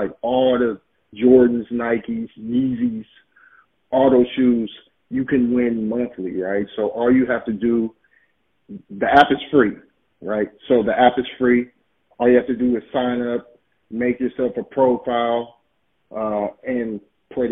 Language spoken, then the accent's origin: English; Oakland, California, United States; I'm from Oakland, California